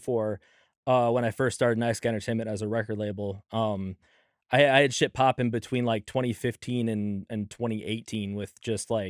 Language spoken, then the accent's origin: English; Minnesota, United States; also born or lived in Southern California; when I moved to Minnesota